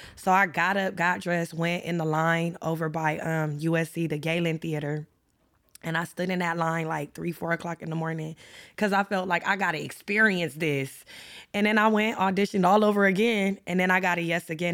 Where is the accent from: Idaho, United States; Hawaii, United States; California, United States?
California, United States; Los Angeles; I grew up in South Central L A, so y'all know I'm a L A native